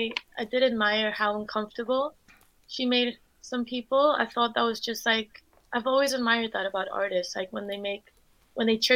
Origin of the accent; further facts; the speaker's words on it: Spain; now in London, United Kingdom; I'm from Spain. So I grew up in Spain, but my mum is German and my dad's Dutch